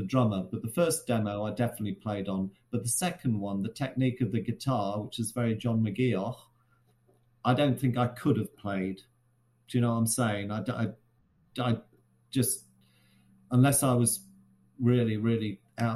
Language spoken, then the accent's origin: English; Shrewsbury, West Midlands, United Kingdom; back in my hometown of Shrewsbury